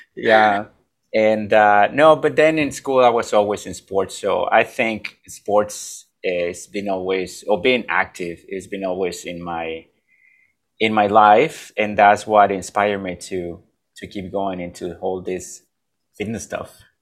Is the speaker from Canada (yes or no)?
no; Mexico; now in United States; I'm from Mexico. I'm from a little town that nobody has heard about